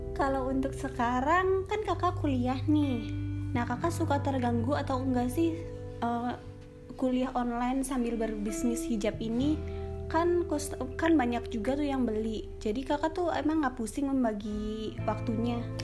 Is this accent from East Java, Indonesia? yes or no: no; Cirebon, West Java, Indonesia; Saya berasal dari Cirebon, kelahiran tahun